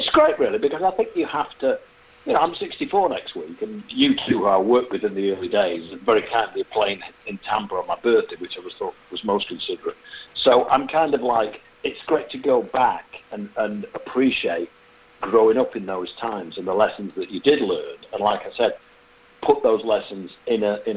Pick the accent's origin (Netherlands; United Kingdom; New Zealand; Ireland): United Kingdom; Manchester, North West England; moved away; It happened in my home city. I'm actually from Manchester